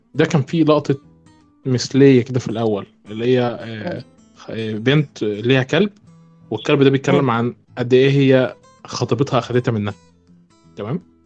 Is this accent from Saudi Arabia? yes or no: no; Egypt; عندنا في مصر